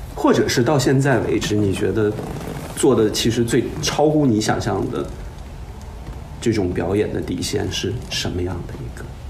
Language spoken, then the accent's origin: Chinese; Baishan, Jilin, China; 我的老家和大鹏老家就隔着一个市， 我是白山市的